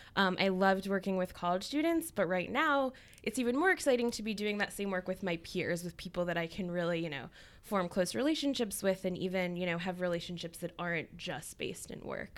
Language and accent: English; Chicago, Illinois, United States; now in Boston, United States; I'm from Chicago um, not New York, but I grew up in a very Jewish suburb of Chicago